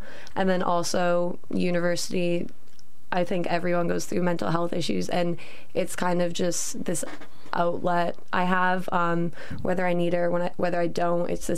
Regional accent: Canada; moved away as an adult; now in York, United Kingdom; I am from Canada and I'm a second year law student

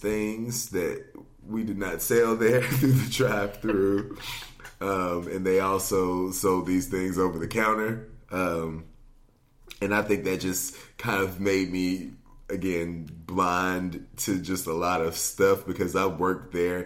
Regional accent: Gallatin, Tennessee, United States; now in Nashville, United States; I am from Gallatin, Tennessee, originally, which is about 20 minutes north of here

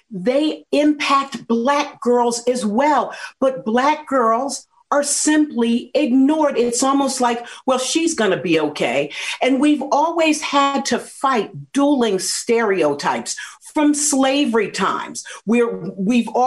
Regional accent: New Jersey, United States; I grew up in New Jersey

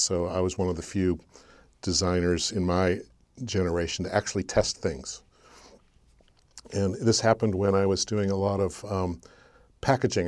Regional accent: Burbank, California, United States; I was born in Burbank, California

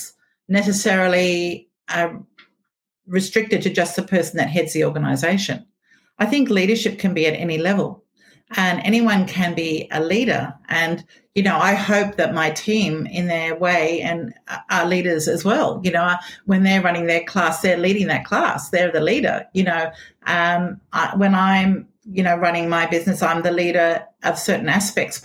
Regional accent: Australia; I was from Australia

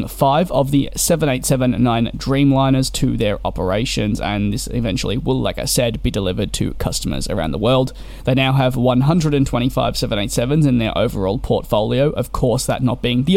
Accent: Australia; Being Australian myself

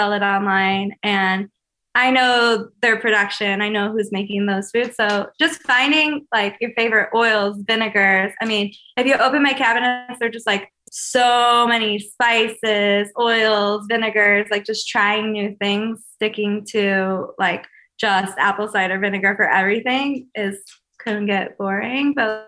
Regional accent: Chicago, Illinois, United States; born or raised there

